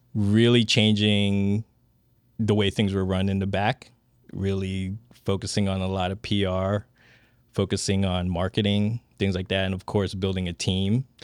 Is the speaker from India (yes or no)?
no; Washington, District of Columbia, United States; That's my hometown.